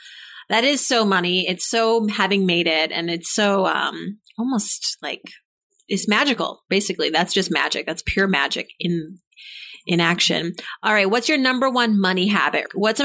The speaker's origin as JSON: {"language": "English", "town": "Worcester", "region": "Massachusetts", "country": "United States", "said": "I'm from Massachusetts as well."}